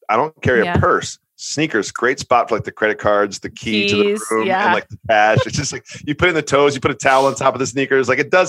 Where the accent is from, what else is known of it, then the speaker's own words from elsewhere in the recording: Massachusetts, United States; now in New York, United States; as a New Yorker, and I've adopted New York, I grew up in Massachusetts